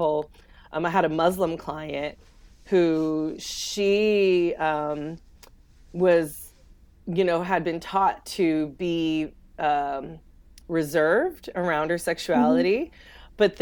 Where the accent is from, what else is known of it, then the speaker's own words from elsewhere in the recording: California, United States; now in the South, United States; I grew up in California